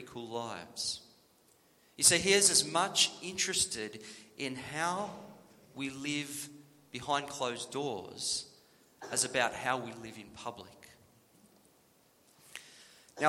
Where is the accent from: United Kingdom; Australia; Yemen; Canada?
Australia; New South Wales; When I was growing up in New South Wales